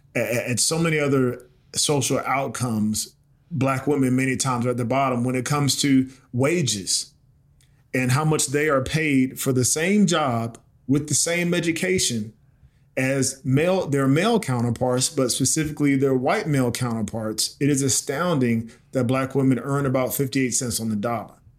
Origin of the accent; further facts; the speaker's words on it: South Carolina, United States; moved away as an adult; also born or lived in Baltimore, Maryland / New Orleans, Louisiana; my hometown in South Carolina